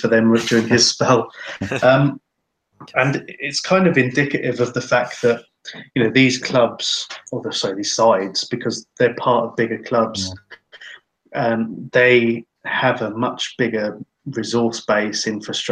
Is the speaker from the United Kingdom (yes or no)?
yes; England, United Kingdom; now in Finland; we're all English, we're from a country that is very opposed to B teams